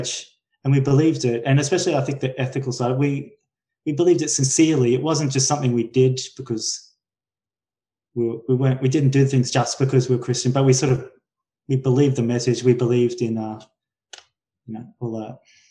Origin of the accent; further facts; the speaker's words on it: Brisbane, Queensland, Australia; I'm from Brisbane in Australia, which is the third biggest city